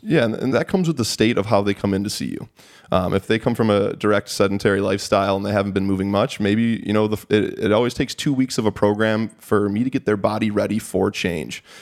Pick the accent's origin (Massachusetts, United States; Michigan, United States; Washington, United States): Michigan, United States; Sterling Heights; I grew up in, uh, Sterling Heights, Michigan.